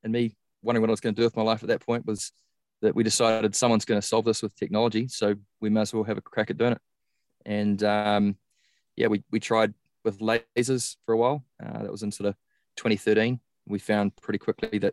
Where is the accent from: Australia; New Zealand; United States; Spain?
New Zealand; I started out as a top junior in New Zealand. I'm from New Zealand